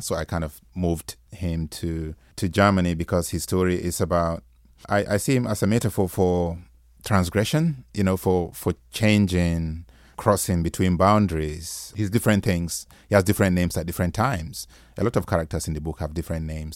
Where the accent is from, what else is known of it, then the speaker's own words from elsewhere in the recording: Nigeria; Nigerian writer instead of just an African writer